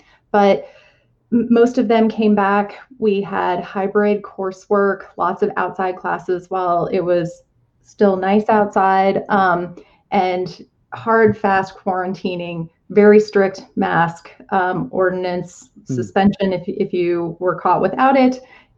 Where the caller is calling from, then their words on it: Blacksburg, Virginia, United States; So I'm calling from Blacksburg, Virginia, which is in the southwestern part of Virginia and very much rural compared to Northern Virginia or the places that people think about, like Richmond